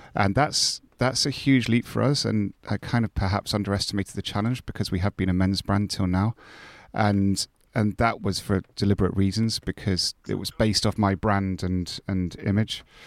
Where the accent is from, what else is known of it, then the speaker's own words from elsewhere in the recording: Scotland, United Kingdom; moved away; I'm Scottish and have, know quite a lot of people up there